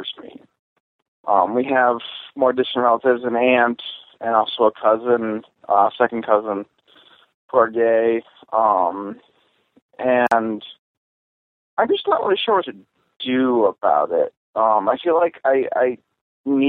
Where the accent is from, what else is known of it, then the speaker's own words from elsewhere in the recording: Madison, Wisconsin, United States; we grew up in Madison, Wisconsin